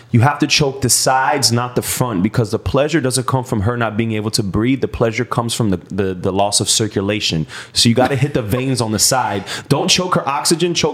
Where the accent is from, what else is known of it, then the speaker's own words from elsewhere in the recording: New York, United States; Puerto Rican. I'm from New York.